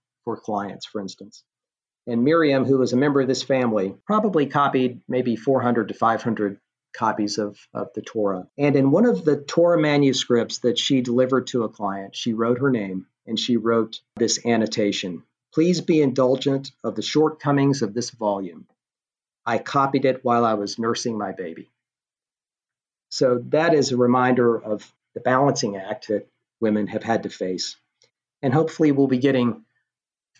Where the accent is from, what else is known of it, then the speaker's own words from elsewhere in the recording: Knoxville, Tennessee, United States; moved away; I was traveling to Knoxville, which is my hometown